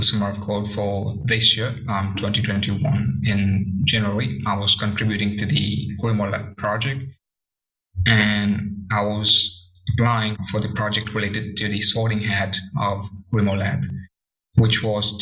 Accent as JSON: {"language": "English", "country": "Mauritius", "moved": "yes", "lives_now": "India", "said": "I come from Mauritius"}